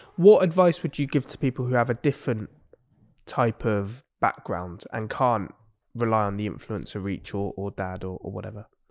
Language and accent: English; Exeter, South West England, United Kingdom; I'm from Exeter